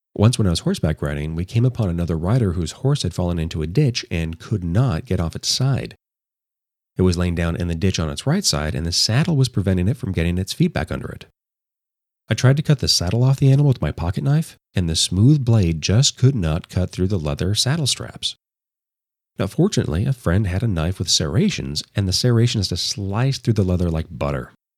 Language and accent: English; Los Angeles, California, United States; my hometown of Los Angeles